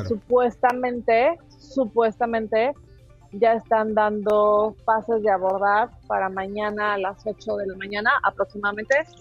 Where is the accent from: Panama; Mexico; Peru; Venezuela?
Mexico; somos como 12 mexicanos